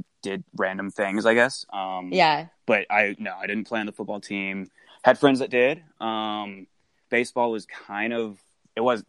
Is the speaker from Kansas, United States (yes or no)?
yes; Johnson County, Kansas, United States; moved away as an adult; also born or lived in Pittsburg, Kansas; born and raised in an area called Johnson County